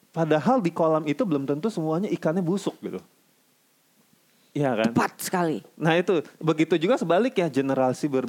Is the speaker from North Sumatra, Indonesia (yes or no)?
yes; North Sumatra, Indonesia; Eh maaf saya orang Batak jadi saya berhak ngomong begitu.